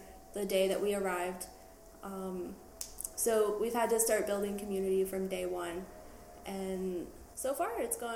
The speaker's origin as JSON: {"language": "English", "town": "Cincinnati", "region": "Ohio", "country": "United States", "moved": "as an adult", "lives_now": "Seattle, United States", "said": "I'm from Cincinnati, Ohio"}